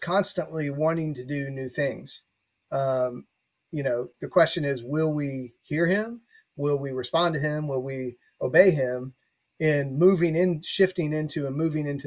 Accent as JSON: {"language": "English", "region": "the Bible Belt", "country": "United States", "tie": "born or raised there", "said": "growing up in the Bible Belt"}